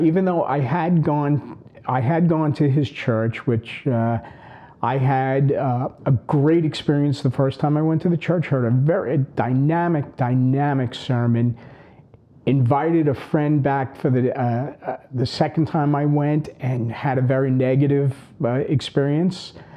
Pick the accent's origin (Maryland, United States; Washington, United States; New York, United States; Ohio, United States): New York, United States; Long Island; typical brothers growing up on Long Island.